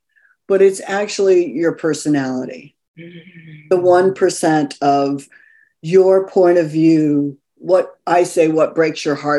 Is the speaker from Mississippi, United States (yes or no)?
no; California, United States; also born or lived in New York; now in Los Angeles, United States; I went to the other coast. I'm actually originally from California.